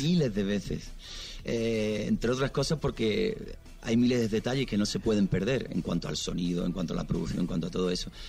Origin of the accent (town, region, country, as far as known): Spain